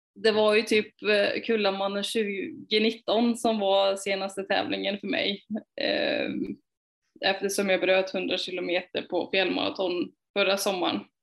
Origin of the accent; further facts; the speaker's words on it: Falköping, Västra Götaland, Sweden; moved away as an adult; also born or lived in Hjo / Skövde; jag är uppvuxen i Falköping, eller utanför Falköping och mm. utanför Hjo.